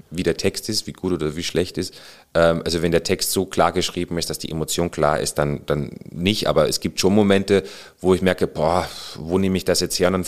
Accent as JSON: {"language": "German", "town": "Burghausen", "region": "Bavaria", "country": "Germany", "tie": "born or raised there", "said": "Und dann hat bei uns in Burghausen sogar, das ist ja die längste Burg der Welt, äh, eine Schauspielschule aus, aufgemacht. Und meine Mutter, die meinte damals, wenn du schon unbedingt Schauspieler werden willst, dann machst du es hier in Burghausen, dann bleibst du wenigstens bei mir."}